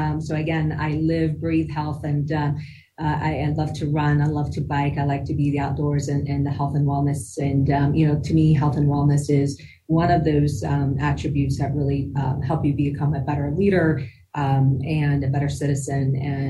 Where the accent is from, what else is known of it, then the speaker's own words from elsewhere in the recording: Damascus, Damascus Governorate, Syria; also born or lived in Denver, United States; now in United States; You know, while I was born here in Denver, Colorado, I actually grew up in the Middle East in Damascus, Syria for many years and came back to the U.S.